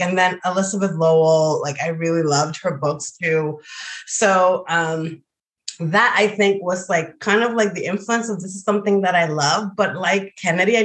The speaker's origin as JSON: {"language": "English", "country": "Dominican Republic", "tie": "born or raised there", "moved": "as an adult", "said": "I grew up in the DR. I grew up in the Dominican Republic. I was down until I was 23, and I did all of my schooling through college there."}